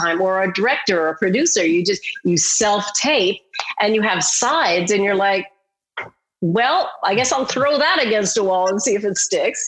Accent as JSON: {"language": "English", "country": "Canada", "said": "I'm from Canada"}